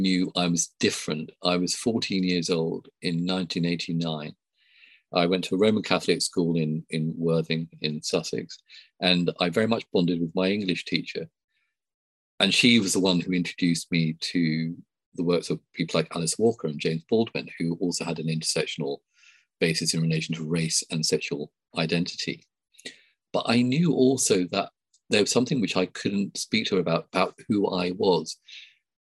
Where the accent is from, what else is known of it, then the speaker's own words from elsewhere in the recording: Sri Lanka; now in United Kingdom; I was born in Sri Lanka, a first generation immigrant